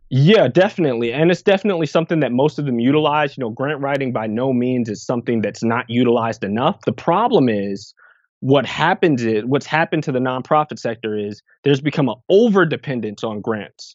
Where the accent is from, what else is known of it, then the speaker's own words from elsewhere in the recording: Irvington, New Jersey, United States; also born or lived in England / Piscataway, New Jersey; I spent probably the, the growing up years in Irvington, New Jersey, which is right outside of Newark.